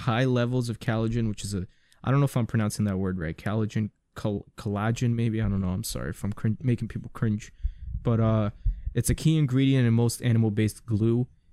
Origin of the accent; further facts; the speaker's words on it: New York City, New York, United States; being a New Yorker